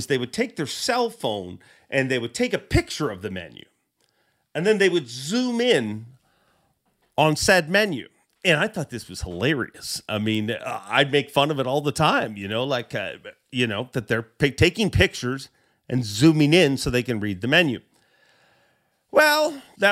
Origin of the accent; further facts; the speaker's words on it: Canada; I am a Canadian